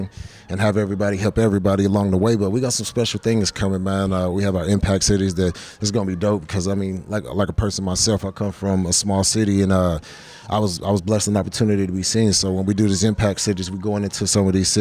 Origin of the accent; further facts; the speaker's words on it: Columbus, Georgia, United States; I'm from Columbus, Georgia